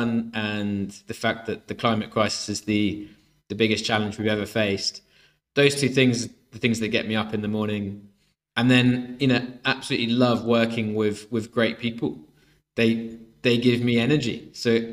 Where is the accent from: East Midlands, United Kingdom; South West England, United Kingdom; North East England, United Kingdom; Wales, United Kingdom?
Wales, United Kingdom; Swansea; I grew up in Swansea